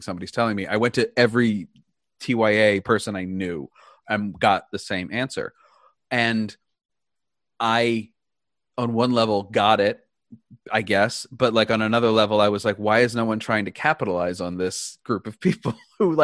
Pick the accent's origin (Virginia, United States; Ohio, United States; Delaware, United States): Delaware, United States; Wilmington; I grew up in Wilmington, Delaware.